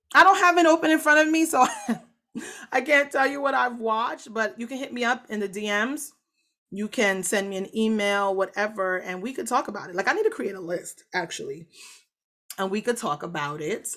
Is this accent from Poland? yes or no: no; Jamaica; I'm so Jamaican